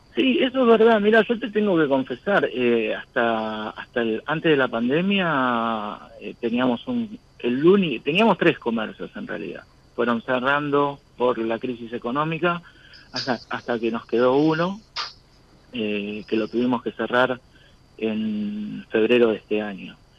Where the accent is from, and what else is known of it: San Antonio de Padua, Buenos Aires Province, Argentina